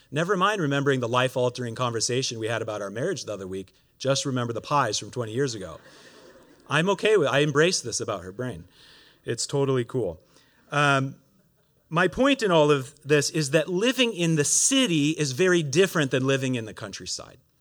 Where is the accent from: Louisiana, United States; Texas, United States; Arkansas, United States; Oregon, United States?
Oregon, United States; moved away as an adult; now in Montreal, Canada; I'm originally from Oregon, uh, and, uh, grew up there.